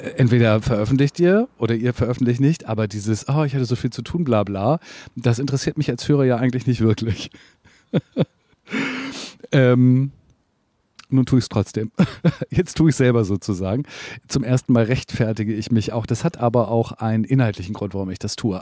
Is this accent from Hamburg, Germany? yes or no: yes; Hamburg, Germany; ich bin Hamburger